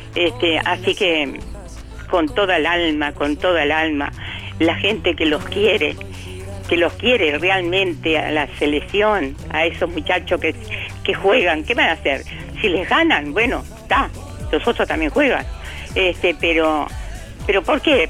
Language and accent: Spanish; Uruguay; nosotros somos, somos uruguayos